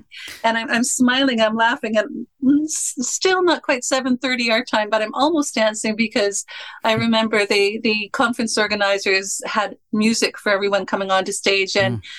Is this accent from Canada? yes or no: yes; Canada; I am a Canadian